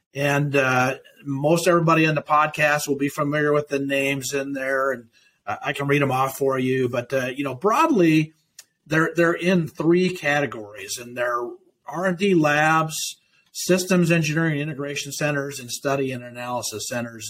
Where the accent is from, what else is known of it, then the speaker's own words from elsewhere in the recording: Nebraska, United States; the opportunities that those presented me in my hometown